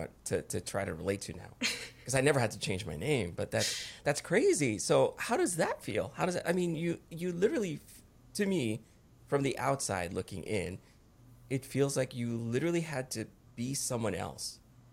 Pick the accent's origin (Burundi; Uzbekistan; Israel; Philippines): Philippines; now in United States; Yeah, I was actually originally from the Philippines.